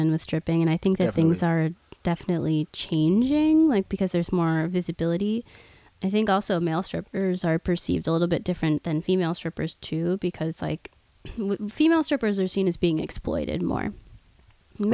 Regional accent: Oklahoma, United States; now in Los Angeles, United States; I'm from Oklahoma originally

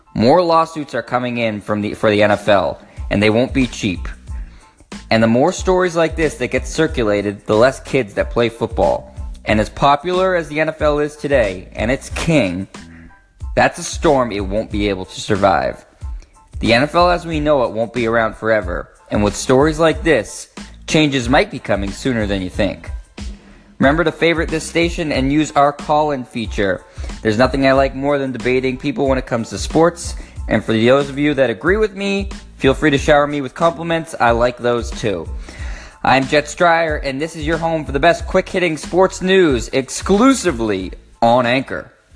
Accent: Boston, Massachusetts, United States; I am from Boston, born and raised

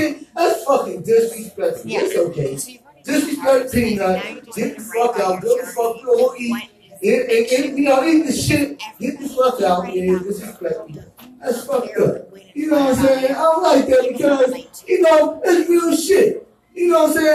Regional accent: Baltimore, Maryland, United States; now in California, United States; I'm from Baltimore

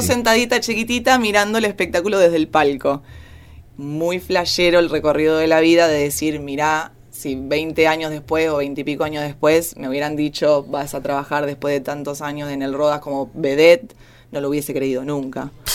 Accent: San Justo, Buenos Aires Province, Argentina; yo soy de Buenos Aires, eh, de San Justo, La Matanza

